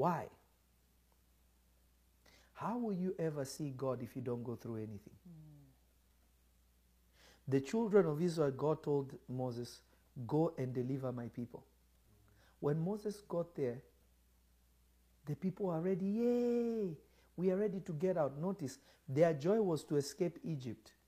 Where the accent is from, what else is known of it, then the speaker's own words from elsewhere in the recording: Kenya; there was a certain religion I grew up in Kenya